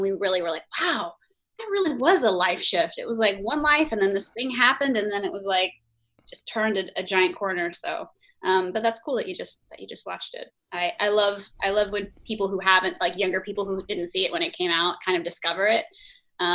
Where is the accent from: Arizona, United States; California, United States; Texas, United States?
Texas, United States; Dallas area, North; I am from North Texas, from the Dallas area. My parents are divorced, but they lived in different areas outside of Dallas, and then I went to SMU, which was in Dallas.